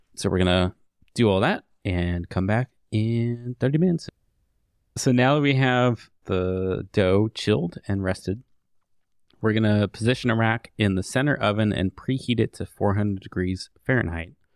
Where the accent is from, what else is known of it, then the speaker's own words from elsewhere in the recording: United States; I am of Swedish descent. Not that far back. I mean, I'm straight up American now